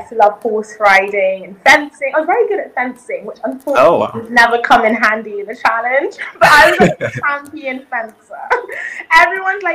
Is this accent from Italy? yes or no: no; United Kingdom; English is a second language; also born or lived in South Africa / Zambia / Malawi; Coming into the UK, well, you know, I didn't speak a word of English, actually.